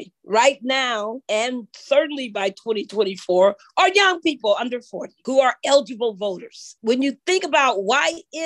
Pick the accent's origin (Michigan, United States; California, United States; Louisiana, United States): California, United States; Long Beach; I'm a native born Californian, born in the Southern California, born in good old Long Beach, California, raised all over Southern California, a little bit of Northern California.